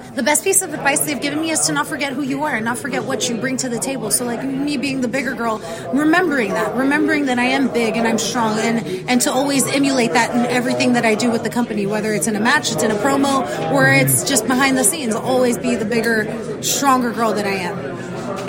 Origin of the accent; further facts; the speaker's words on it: South Texas, United States; I'm from South Texas, so I'm an equator baby